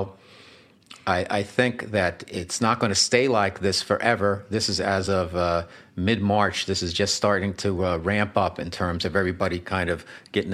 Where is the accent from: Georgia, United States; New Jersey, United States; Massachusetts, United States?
New Jersey, United States; River Edge; I was home with my mom one time back in River Ridge, New Jersey